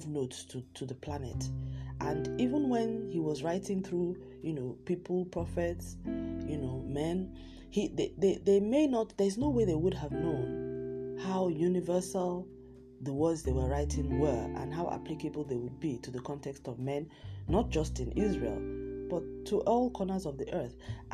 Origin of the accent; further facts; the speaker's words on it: Southwest Nigeria, Nigeria; in my home country, Nigeria, in parts of Nigeria, in the southwest part of Nigeria, where I come from